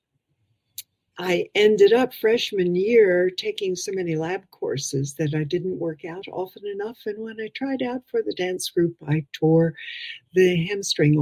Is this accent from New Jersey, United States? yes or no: no; New York City, New York, United States; accent: Midwestern; also born or lived in Harlem, New York / Ohio; now in Oklahoma, United States; I grew up in Far Rockaway